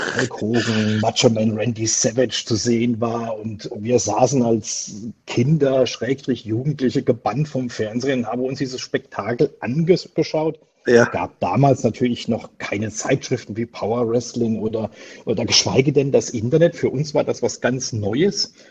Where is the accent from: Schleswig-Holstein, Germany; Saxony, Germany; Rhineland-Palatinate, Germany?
Rhineland-Palatinate, Germany; Pirmasens; moved away as an adult; now in Switzerland; Also ich bin im Südwesten Deutschland aufgewachsen, sprich in Pirmasens im schönen Pfälzerwald